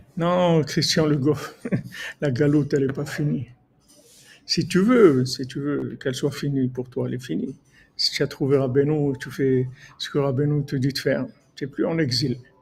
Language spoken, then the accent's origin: French; Morocco; je suis un Marocain